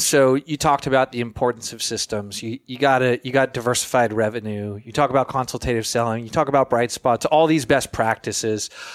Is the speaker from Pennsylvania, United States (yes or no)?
no; Florida, United States; I'm from Florida